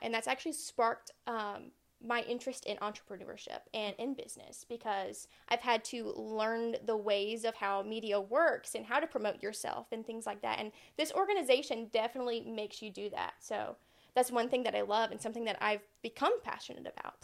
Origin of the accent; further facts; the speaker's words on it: Aiken, South Carolina, United States; now in Summerville, United States; lived in Aiken all of my life. That's where I grew up.